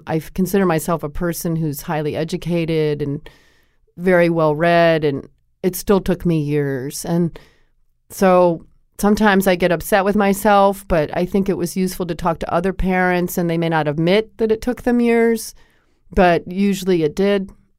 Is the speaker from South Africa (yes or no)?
no; Connecticut, United States; I grew up in Connecticut, and I played basketball.